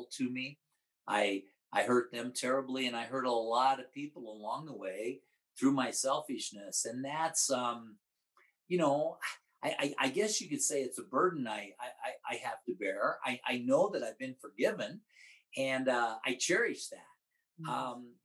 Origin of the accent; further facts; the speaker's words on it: Omaha, Nebraska, United States; moved away as an adult; also born or lived in Missouri / Amarillo; now in New Mexico, United States; worked in my hometown in Omaha